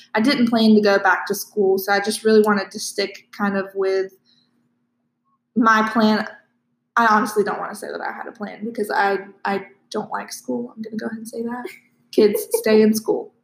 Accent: Live Oak, Florida, United States; I am also from Live Oak.

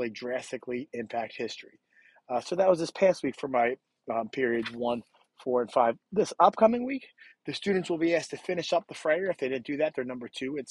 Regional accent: United States; we as American people

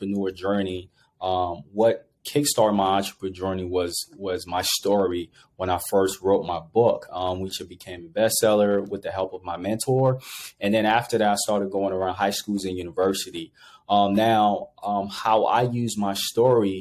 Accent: Monrovia, Montserrado, Liberia; also born or lived in Ivory Coast; now in United States; originally I grew up in Monrovia, Liberia

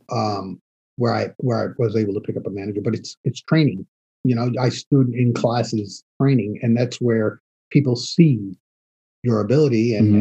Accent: New York City, New York, United States; also born or lived in Queens, New York / Long Island; I grew up in the South Bronx

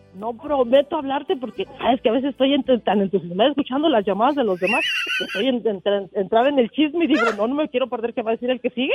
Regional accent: Jalisco, Mexico; now in Albuquerque, United States; yo soy de Jalisco

